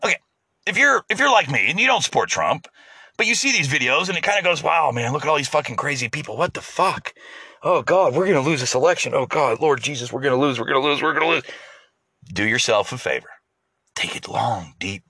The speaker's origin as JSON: {"language": "English", "country": "United States", "said": "as an American"}